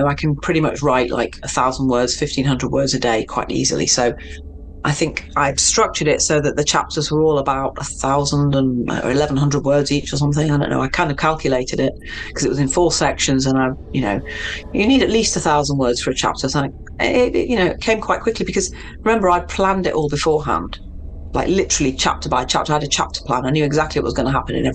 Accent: Manchester, North West England, United Kingdom; also born or lived in Mexico; I grew up in Manchester

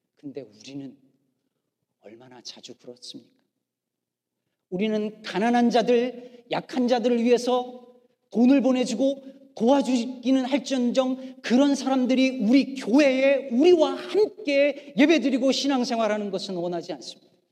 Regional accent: South Korea; also born or lived in Chicago area, United States; now in Chicago, United States; 우리 민족은

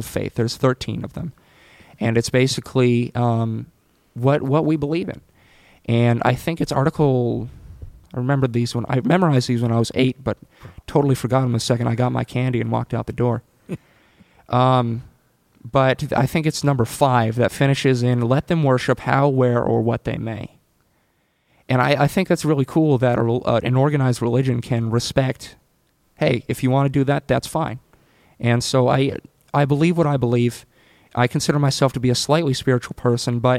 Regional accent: San Francisco, California, United States; I was born in San Francisco in 1998.

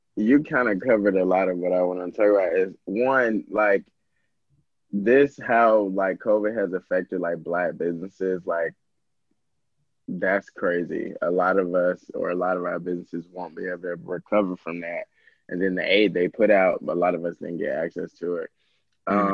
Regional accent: Georgia, United States; I'm from Georgia

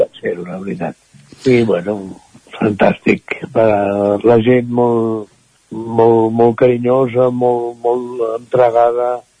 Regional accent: Barcelona, Catalonia, Spain; moved away as an adult; now in Caldes de Montbui, Spain; jo mm, vaig néixer a Barcelona

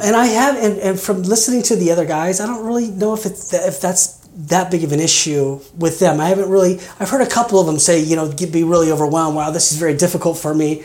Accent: Kansas, United States; moved away as an adult; also born or lived in Colorado / Arizona / Las Vegas, Nevada; now in Oregon, United States; I grew up in Kansas. Uh, I, I stayed there uh, pretty much my first 25 years.

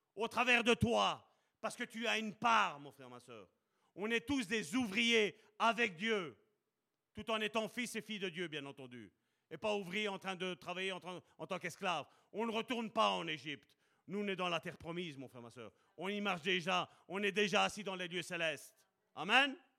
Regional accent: Charleroi, Wallonia, Belgium; je suis né à Charleroi, même si ma carte d'identité est belge

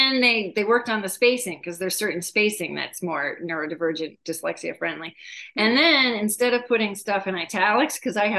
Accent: New England, United States; now in Arizona, United States; So summer vacations were Cape Cod, Nova Scotia, Maine, Martha's Vineyard, Block Island.

